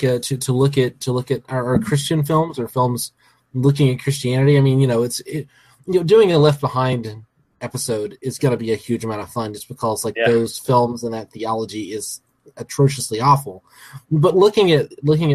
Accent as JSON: {"language": "English", "region": "Alabama", "country": "United States", "tie": "born or raised there", "said": "I was born and raised in Alabama"}